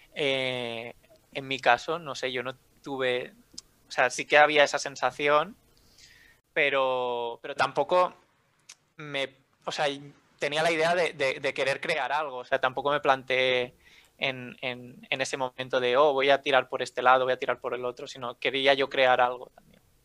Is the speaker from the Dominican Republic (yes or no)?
no; L'Hospitalet de Llobregat, Catalonia, Spain; now in Barcelona, Spain; soy de Barcelona. Eh, bueno, de, Hospitalet, pero ahora mismo vivo en Barcelona